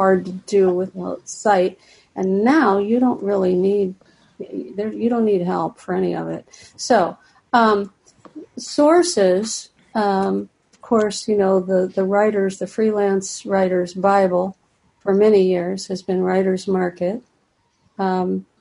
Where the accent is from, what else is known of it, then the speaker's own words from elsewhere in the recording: Ohio, United States; moved away as an adult; also born or lived in Cincinnati, Ohio; now in Florida, United States; I'm from Ohio, and I've lived in Cincinnati all my adult life